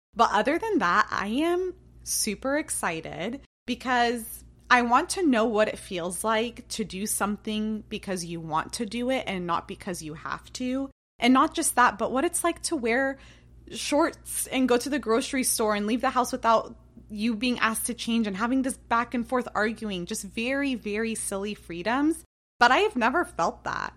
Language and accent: English; United States; also born or lived in Jordan; I've been in America since I was three years old, and I was born in Jordan